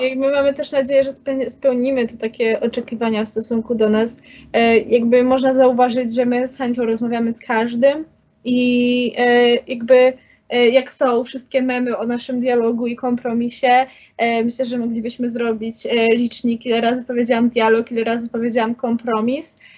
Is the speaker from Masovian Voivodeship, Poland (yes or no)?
no; Kraków, Lesser Poland, Poland; Jestem z Krakowa